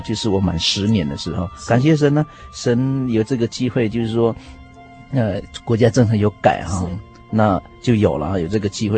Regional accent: Taiwan; first language Bunun; Chinese is a second language; 我们我们布农族的语言

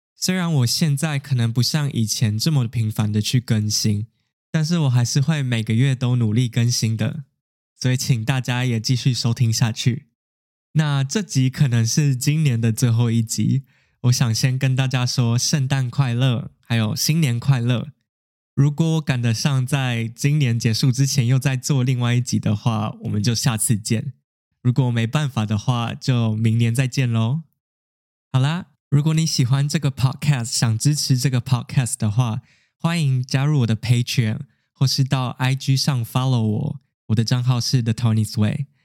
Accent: Taiwan; 就跟我们台湾人的过年是一样的

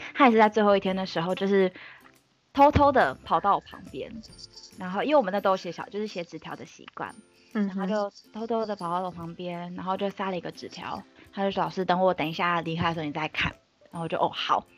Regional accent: Taipei, Taiwan; 万年台北人，台北长哦。大，台北念书，所以就是基嗯。本上没有离开过台北

